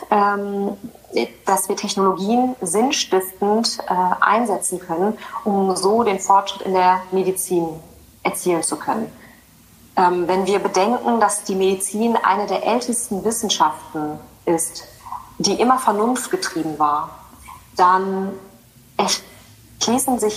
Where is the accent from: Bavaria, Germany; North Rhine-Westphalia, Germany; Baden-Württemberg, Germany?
North Rhine-Westphalia, Germany; Ich bin ja ursprünglich nicht wirklich aus Sachsen, sondern ich komme ja aus dem, aus dem Ruhrgebiet Rheinland